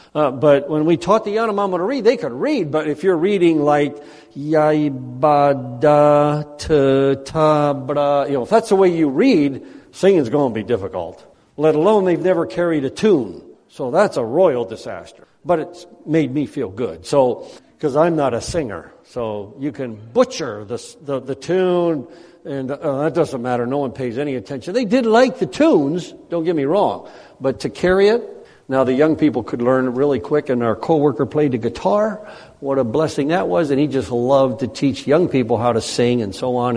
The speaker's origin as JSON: {"language": "English", "country": "United States", "moved": "yes", "said": "as an American"}